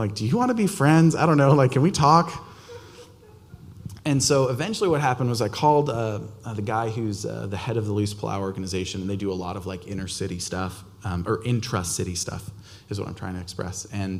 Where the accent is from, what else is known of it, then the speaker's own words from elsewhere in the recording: Albania; I grew up in Albania.